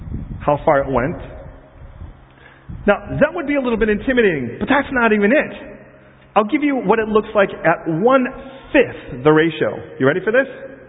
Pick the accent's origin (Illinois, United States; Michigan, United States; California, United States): Illinois, United States; Chicago; I was raised in Chicago